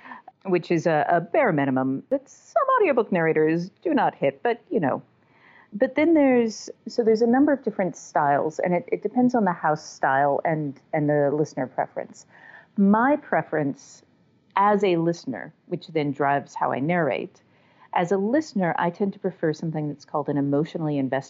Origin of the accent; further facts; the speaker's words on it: the South, United States; accent: Southern; and I am from the South. Like, I am a native Southerner.